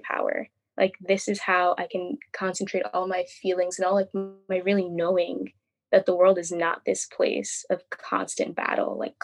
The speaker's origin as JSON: {"language": "English", "town": "Philadelphia", "region": "Pennsylvania", "country": "United States", "tie": "born or raised there", "said": "I grew up in Philadelphia"}